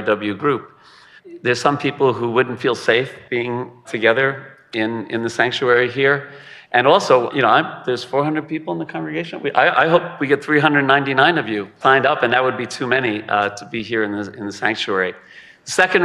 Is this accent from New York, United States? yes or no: yes; South Shore of Long Island, New York, United States; I'm from the South Shore of Long Island